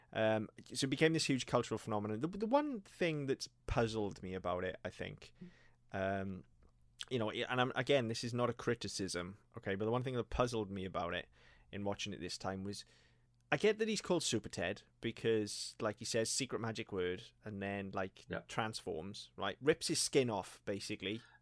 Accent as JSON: {"language": "English", "region": "Wales", "country": "United Kingdom", "said": "we can say this as Welsh people"}